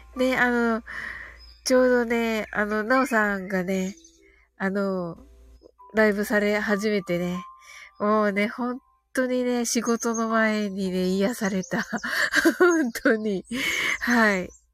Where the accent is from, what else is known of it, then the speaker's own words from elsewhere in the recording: Kyushu, Japan; 私はね、あの、九州人なんでね